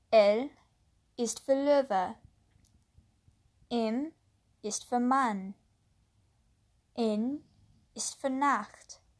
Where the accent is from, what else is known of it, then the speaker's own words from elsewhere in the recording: United States; first language English; German is a second language; Ich bin in Amerika geboren und äh, aufgewachsen, also ist meine Muttersprache Englisch.